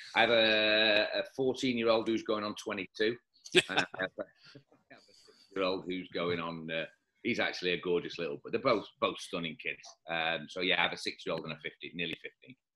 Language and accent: English; Leeds, Yorkshire and the Humber, United Kingdom; now in Dubai, United Arab Emirates; I was born in Leeds